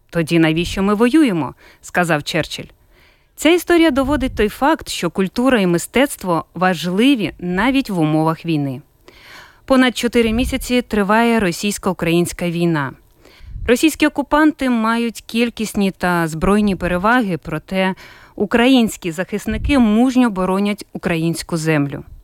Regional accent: Ukraine; Ми з України.

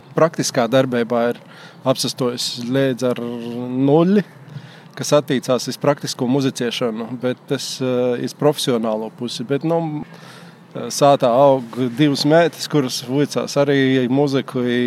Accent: Viļāni, Latgale, Latvia; moved away as an adult; also born or lived in Rēzekne; now in Riga, Latvia; es esmu dzimis audzis Viljānos

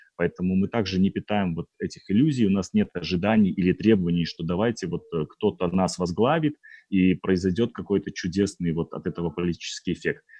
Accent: Belarus

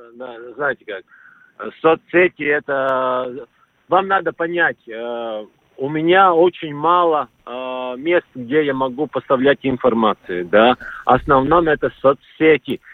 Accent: Latvia; Russian is a second language; я латыш

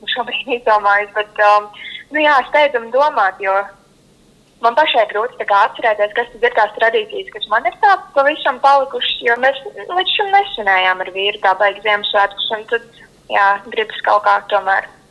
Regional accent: Kurzeme, Latvia; Es pats esmu no Kurzemes

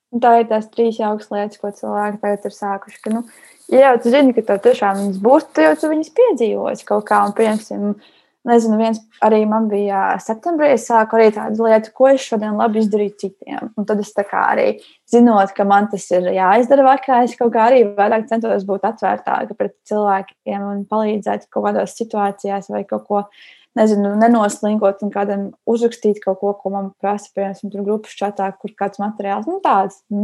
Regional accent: Latvia; jo mēs esam visi latvieši, visi šeit dzīvojam

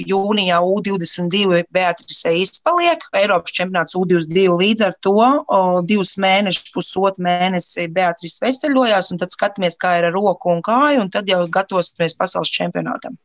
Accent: Latvia; mēs no Latvijas esam ļoti maza valsts

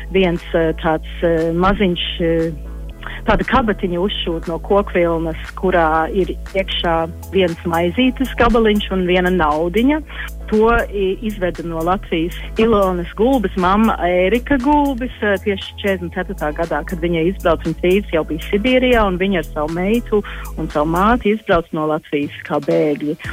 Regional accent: Queensland, Australia; moved away as an adult; also born or lived in Canada; now in Latvia; īstenībā es esmu uzaugusi Austrālijā, jo tēvs jau strādāja universitātē Austrālijā, Kvinslendē, un tur es arī uzaugu

